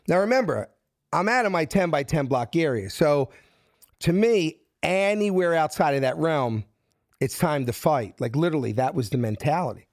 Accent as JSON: {"language": "English", "town": "Philadelphia", "region": "Pennsylvania", "country": "United States", "moved": "as an adult", "said": "I'm from South Philly"}